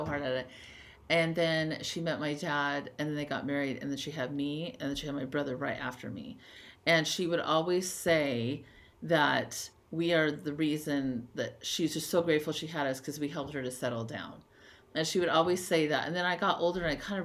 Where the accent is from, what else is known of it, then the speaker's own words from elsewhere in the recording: Lompoc, California, United States; now in Provo, United States; I grew up on the Central Coast of California